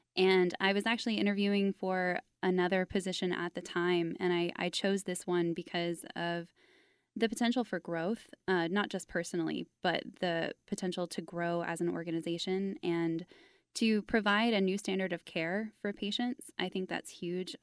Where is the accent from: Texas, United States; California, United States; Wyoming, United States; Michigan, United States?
Texas, United States; Fort Worth; I grew up in Fort Worth